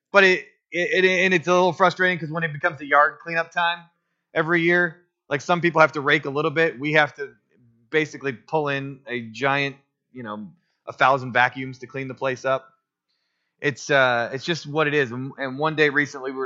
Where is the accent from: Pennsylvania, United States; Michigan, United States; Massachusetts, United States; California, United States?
Michigan, United States; Otisville; I grew up on M15 in Otisville, Michigan